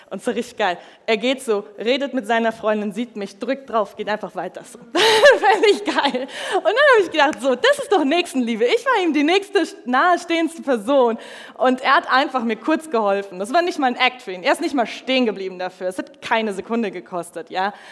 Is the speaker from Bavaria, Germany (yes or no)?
yes; Munich, Bavaria, Germany; ich komme aus München, ich bin eigentlich Städte irgendwie gewohnt